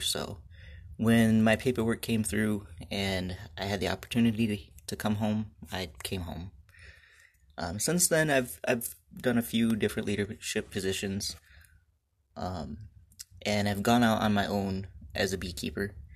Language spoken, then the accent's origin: English; Michigan, United States; I was born and raised here in Michigan on a family farm